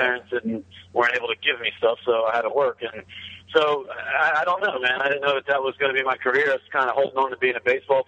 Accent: New Jersey, United States; used to work a split shift in the summer at a restaurant that she worked at for like 30 years, where I grew up in Cape May County, New Jersey.

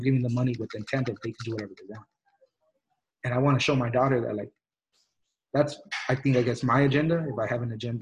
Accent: El Monte, California, United States; also born or lived in Mexico; where I grew up in El Monte

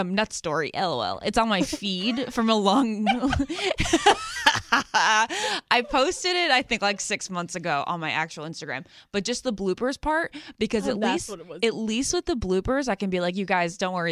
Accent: Great Falls, Virginia, United States; I'm from Great Falls, Virginia

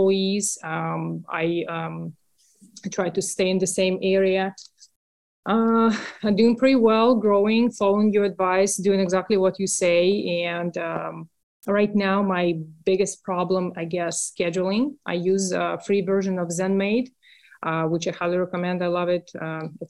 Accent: Russia; accent: Russian; English is a second language; moved away as an adult; now in United States; Russian. I grew up in Russia, next to the border with Finland.

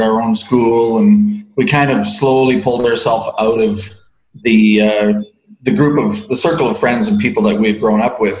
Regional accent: Newmarket, Ontario, Canada; I was born in Newmarket, Ontario, Canada, and I was raised in a church called the Christian Reformed Church

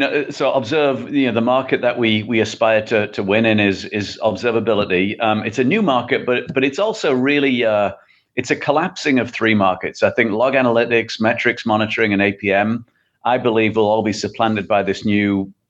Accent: England, United Kingdom; moved away as an adult; Yeah, well, as you can probably tell from the accent, I'm not from the Midwest. So I originally from England.

